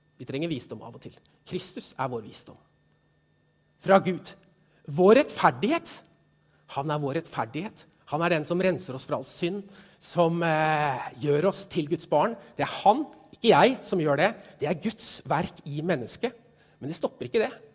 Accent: Stokke, Vestfold, Norway; Jeg kommer fra Stokke, tidligere Stokke kommune

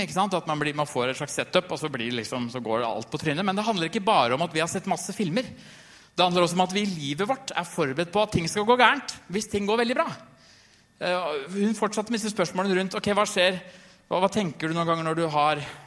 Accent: Trysil, Innlandet, Norway; Jeg har en som jeg vokste opp med i Trysil

